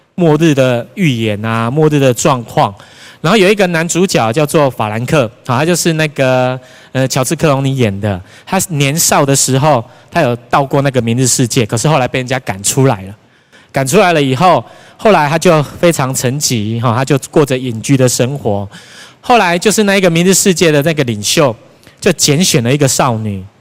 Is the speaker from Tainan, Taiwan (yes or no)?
yes; Tainan, Taiwan; 我本身是台南人，从小住在永康，所以那一间大楼就在我家的附近而已